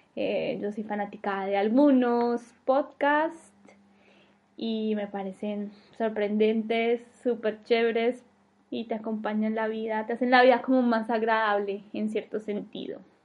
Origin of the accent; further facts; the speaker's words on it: Medellín, Antioquia, Colombia; moved away as an adult; now in Denmark; soy de Medellín, Colombia, pero vivo en Dinamarca